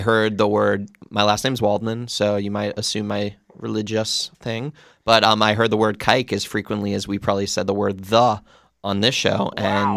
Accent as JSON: {"language": "English", "area": "Long Island", "region": "New York", "country": "United States", "moved": "yes", "lives_now": "Los Angeles, United States", "said": "I'm actually from Long Island"}